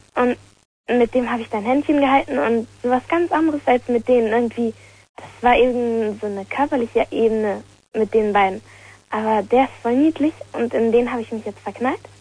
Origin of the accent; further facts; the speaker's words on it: Lower Saxony, Germany; ich komme aus Niedersachsen